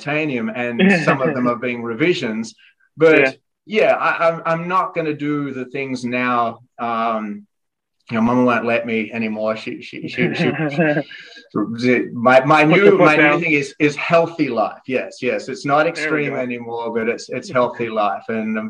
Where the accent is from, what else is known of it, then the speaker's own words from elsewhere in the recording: Australia; moved away; growing up in Australia